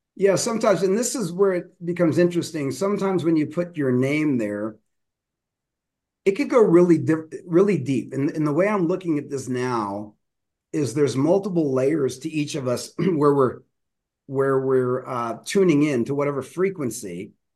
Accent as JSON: {"language": "English", "town": "Denver", "region": "Colorado", "country": "United States", "tie": "born or raised there", "said": "I grew up in Denver"}